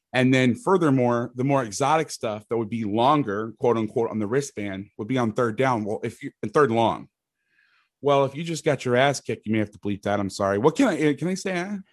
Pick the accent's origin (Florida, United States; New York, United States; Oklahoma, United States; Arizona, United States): Florida, United States; Orlando; moved away as an adult; also born or lived in Bay Area, California / Jackson, Mississippi / Fresno, California; I'm from Orlando, Florida. I'm actually living in the house that I, I grew up